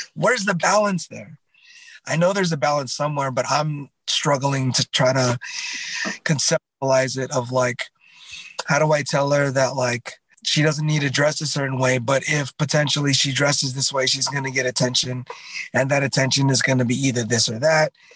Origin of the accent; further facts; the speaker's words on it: Southern California, United States; I come from Southern California, and I think it's just got that vibe of like go with the flow